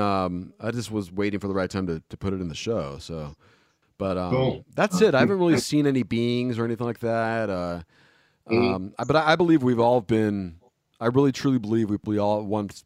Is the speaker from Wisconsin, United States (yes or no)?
no; Los Angeles, California, United States; I grew up in Northridge